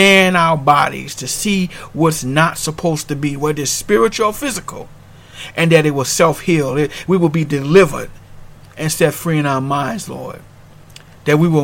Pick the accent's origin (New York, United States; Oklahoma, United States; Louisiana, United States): Louisiana, United States; New Orleans; moved away as an adult; I'm originally from New Orleans, Louisiana, and we had to deal with the storm Katrina, and we moved on